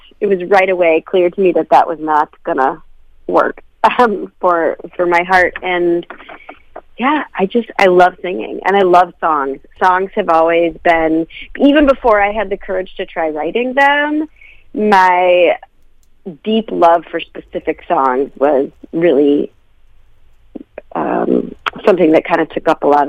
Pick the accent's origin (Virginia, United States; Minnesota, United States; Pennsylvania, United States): Minnesota, United States; also born or lived in Wisconsin / Chicago / Nashville; Yeah, I'm Minnesotan from birth. Yep, I grew up mostly right by the State Fair.